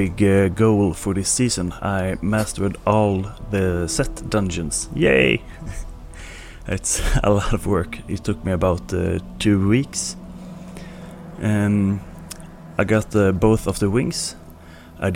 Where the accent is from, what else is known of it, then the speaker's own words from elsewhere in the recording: Sweden; accent: Swedish; English is a second language; my Swedish accent